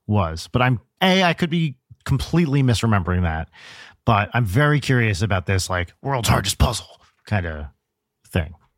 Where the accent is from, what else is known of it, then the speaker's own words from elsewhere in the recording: Pompton Lakes, New Jersey, United States; I'm from Pompton Lakes, which is, like, up, up north